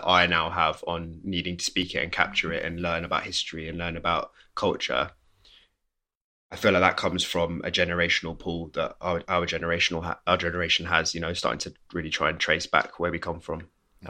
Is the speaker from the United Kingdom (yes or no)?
yes; England, United Kingdom; Like I grew up on the River Thames. Like my family home was next to it.